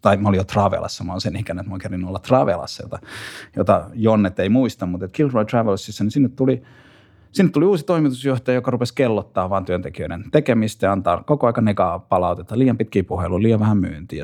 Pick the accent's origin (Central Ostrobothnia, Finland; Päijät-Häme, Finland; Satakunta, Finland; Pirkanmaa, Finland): Satakunta, Finland; Pori; mä oon asunut nuoruuteni Porissa.